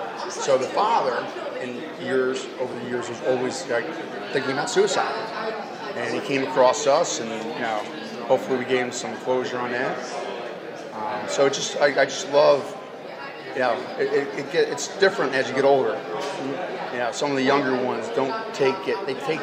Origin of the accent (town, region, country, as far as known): Philadelphia, Pennsylvania, United States